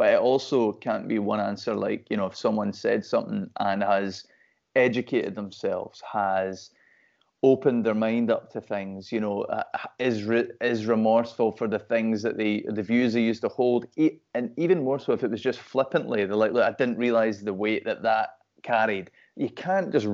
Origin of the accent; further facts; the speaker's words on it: Perth, Scotland, United Kingdom; moved away as an adult; now in Glasgow, United Kingdom; I'm from Perth, obviously it's a city, but it's a small place